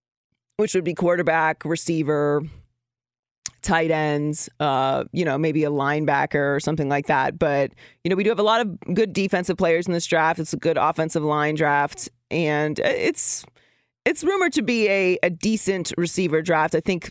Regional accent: Pittsburgh, Pennsylvania, United States; moved away as an adult; I grew up in Pittsburgh, Pennsylvania. So I spent 18 years of my life in the snow and, you know, some other times there as well.

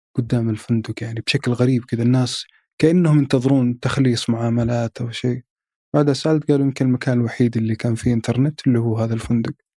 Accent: Saudi Arabia; اني من السعوديه

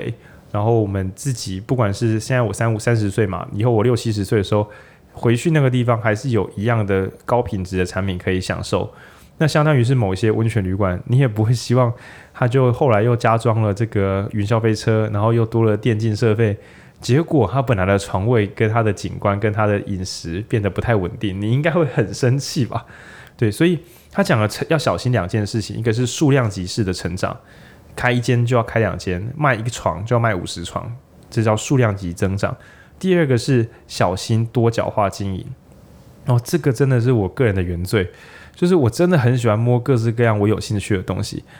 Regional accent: Changhua County, Taiwan; 或者我是彰化人嘛，那种控肉饭那种店

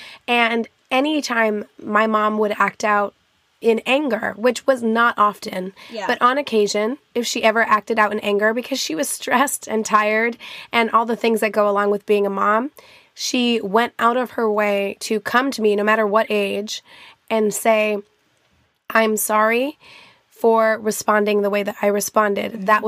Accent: Albuquerque, New Mexico, United States; born there; Yeah, I was born in Albuquerque, New Mexico, and my grandparents both, my grandma still lives there in Estancia, New Mexico, which is a very rural part

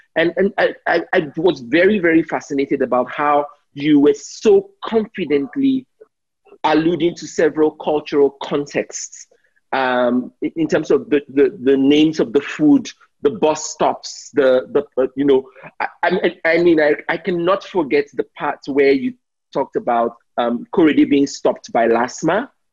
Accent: Nigeria; I'm Nigerian

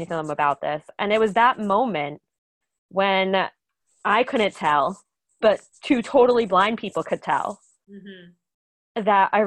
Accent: New Jersey, United States; moved away as an adult; now in Boston, United States; I'm from New Jersey originally, but moved to Boston about 5 years ago.

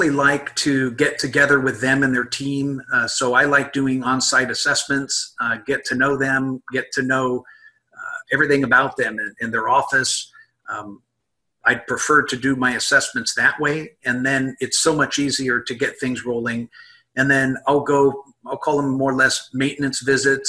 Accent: Midwest, United States; moved away; also born or lived in California; I'm from the Midwest originally

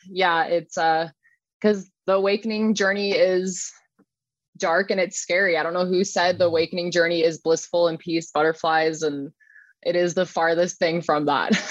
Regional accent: Dana Point, California, United States; now in Lake Elsinore, United States; I grew up in Dana Point

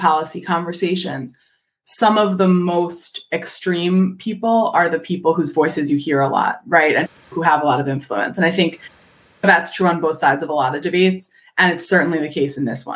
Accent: Philadelphia, Pennsylvania, United States; I'm from Philadelphia.

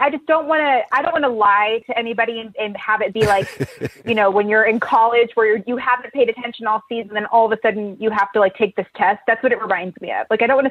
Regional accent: Nevada, United States; Nevada lost last night. My hometown lost

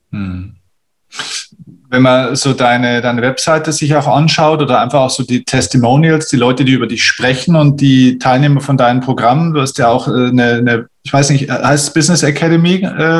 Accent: Bavaria, Germany; bei uns in Bayern

